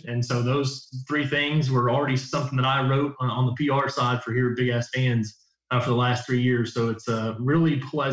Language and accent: English; Louisville, Kentucky, United States; I was born and raised here in Kentucky. I'm from Louisville